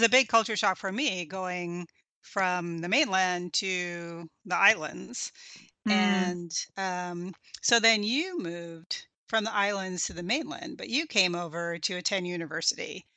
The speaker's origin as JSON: {"language": "English", "region": "East Coast", "country": "United States", "tie": "born or raised there", "said": "I grew up on the East Coast"}